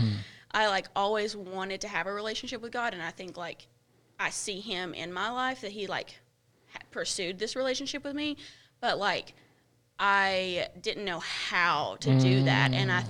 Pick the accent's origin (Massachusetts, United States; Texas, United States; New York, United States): Massachusetts, United States; Boston; born there; accent: Boston; I was born in Boston, as you all know, as you can tell by my accent.